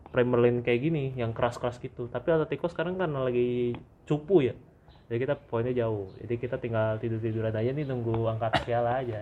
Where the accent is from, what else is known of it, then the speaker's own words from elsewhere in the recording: Jakarta, Indonesia; accent: Jaksel; gara-gara gua, gua main ke Jaktim nih bahasa gua jadi hancur logat Jaksel gua hilang.